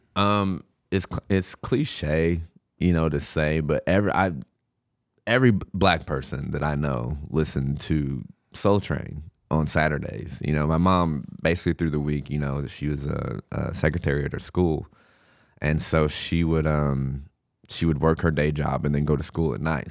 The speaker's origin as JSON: {"language": "English", "town": "Du Quoin", "region": "Illinois", "country": "United States", "tie": "born or raised there", "also_born_or_lived": "St. Louis, Missouri", "said": "I grew up in Ducoin, uh, Illinois. I was actually born in Saint Louis."}